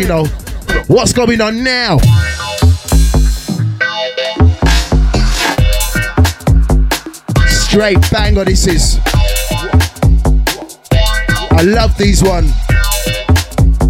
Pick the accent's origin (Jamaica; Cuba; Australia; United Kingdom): United Kingdom; Birmingham, West Midlands; I'm from Birmingham City, the city of God.